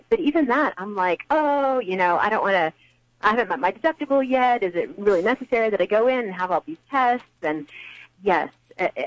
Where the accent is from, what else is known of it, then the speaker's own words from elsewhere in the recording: Texas, United States; we're from Texas